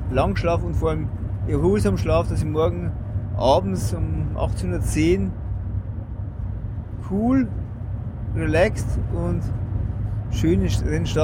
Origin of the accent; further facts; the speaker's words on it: Bavaria, Germany; bei uns im Bayerischen Wald ist halt Berg einmal zwei, drei Kilometer lang oder länger